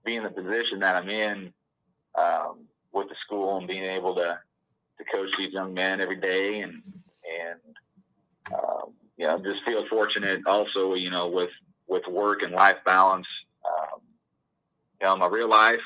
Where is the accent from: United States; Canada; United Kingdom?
United States; Winfield, Iowa; also born or lived in Vermillion, South Dakota; I grew up in Winfield, just north of Mount Pleasant